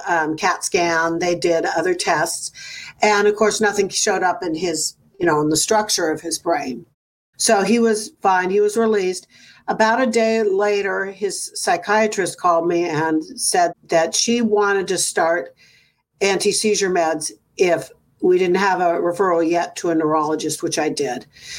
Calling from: Livermore, California, United States; From Livermore, California.

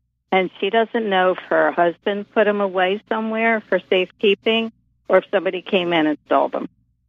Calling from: Philadelphia, Pennsylvania, United States; I'm calling from Philadelphia.

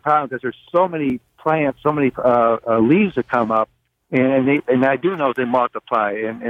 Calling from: Lockport, New York, United States; I'm calling from Lockport, New York, Niagara County.

